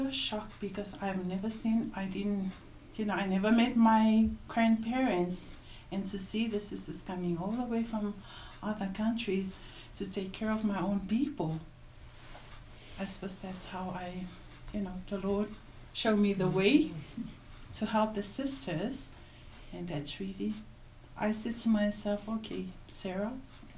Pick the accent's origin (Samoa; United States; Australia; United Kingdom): Samoa; moved away; I am from Samoa.